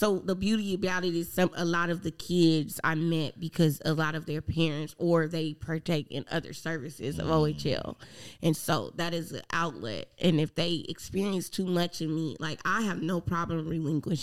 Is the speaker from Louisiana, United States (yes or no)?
no; California, United States; moved away as an adult; also born or lived in Alabama; when I was growing up in California, we had tutors